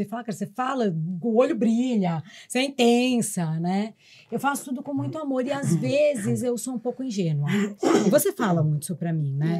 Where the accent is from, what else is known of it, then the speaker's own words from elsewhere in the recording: São Paulo, Brazil; eu sou a única de São Paulo